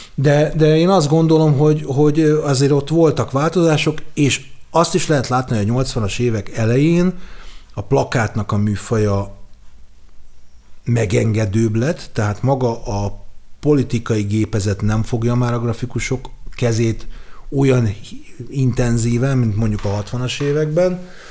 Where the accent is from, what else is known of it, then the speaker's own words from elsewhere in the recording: Budapest, Hungary; a zuglói vagyok, és a legközelebb a sport és a zugló mozi volt